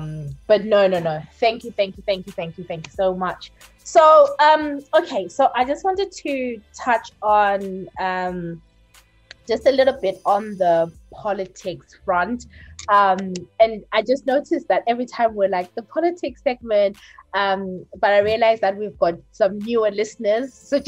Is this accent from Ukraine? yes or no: no; Zimbabwe; moved away; where we're from, which is Zimbabwe.